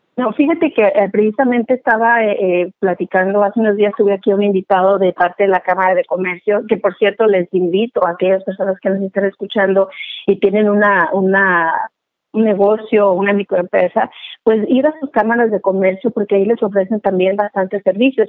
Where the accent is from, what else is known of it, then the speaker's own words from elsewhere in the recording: Guadalajara, Jalisco, Mexico; moved away as an adult; now in Portland, United States; soy originaria de Guadalajara, Jalisco. Ya tengo por acá, por este lado de, de Oregon, me siento más oregoniana. Este, tengo 23 años por acá.